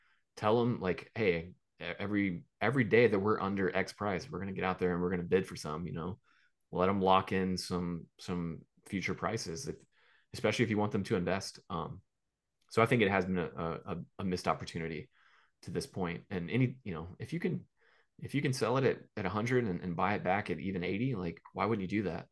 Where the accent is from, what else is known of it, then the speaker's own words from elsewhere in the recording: Gulf Coast, United States; I am from the Gulf Coast